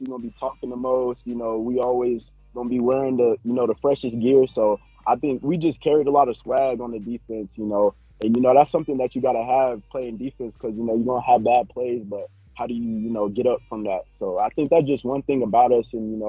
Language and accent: English; Fountain, Colorado, United States; So I'm actually a Fountain native, so I grew up in Fountain